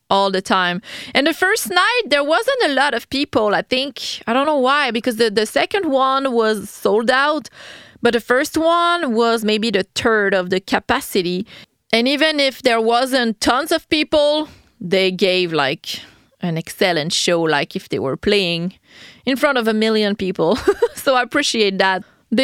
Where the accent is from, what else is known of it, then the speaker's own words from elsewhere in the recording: Quebec City, Quebec, Canada; first language French; English is a second language; I'm from Quebec City in Canada